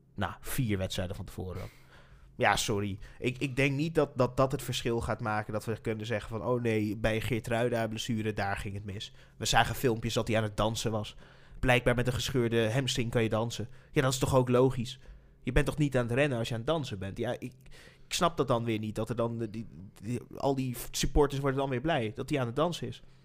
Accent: Nijmegen, Gelderland, Netherlands; We komen uit Nijmegen natuurlijk, dus zitten we in Nijmegen

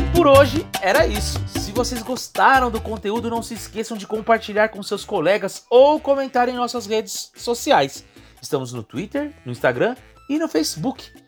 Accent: Brazil; Como brasileiros que somos

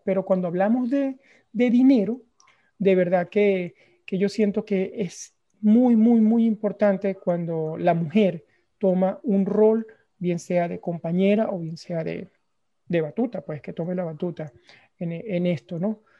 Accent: Venezuela; yo soy venezolano

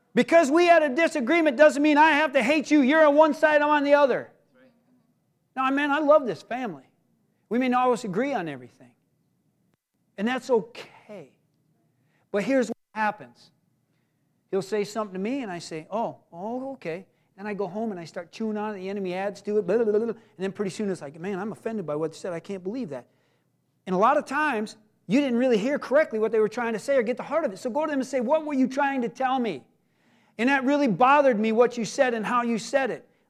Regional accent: United States; I'm an American

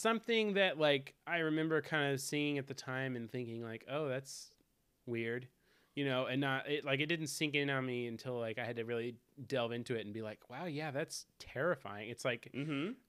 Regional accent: the South, United States; accent: southern; I'm from the South

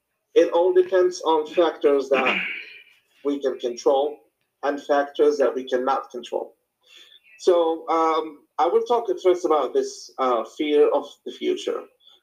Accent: Morocco; English is a second language; now in United States; I moved to the United States back in 2014, summer 2014, and I came from Morocco. Like across the Atlantic Ocean, Northwest Africa, just in case.

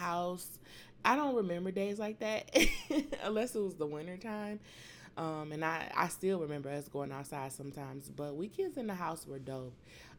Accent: Detroit, Michigan, United States; I was born and raised in Detroit, Michigan, on the west side. I spent half of my week on Finkel and Mendota. I spent the other half of my week basically on the weekends on North Line and Schoolcraft.

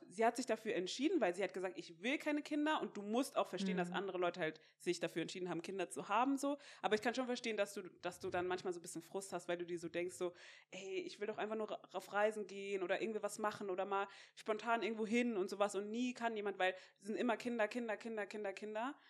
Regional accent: Mainz, Rhineland-Palatinate, Germany; ich komme ja aus Mainz

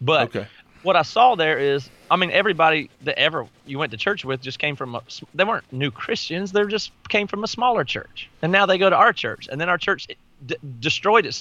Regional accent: the South, United States; I grew up in the South.

